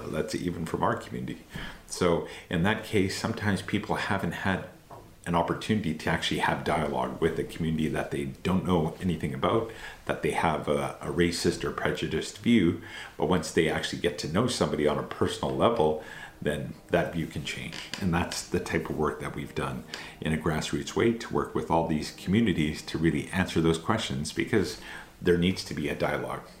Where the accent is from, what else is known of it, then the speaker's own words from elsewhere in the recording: Canada; born in Canada, raised in Canada, but my family is originally from India and Pakistan.